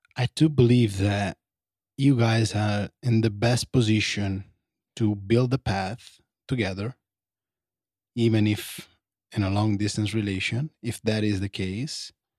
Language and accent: English; Italy; moved away; I grew up in Italy